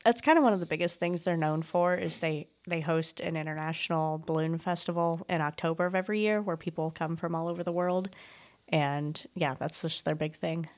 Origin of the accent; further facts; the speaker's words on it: Desloge, Missouri, United States; I grew up in Deloge